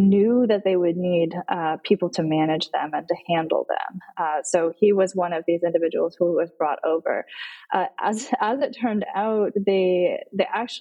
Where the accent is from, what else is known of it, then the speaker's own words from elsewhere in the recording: Arizona, United States; as somebody growing up in the desert southwest, I grew up in Arizona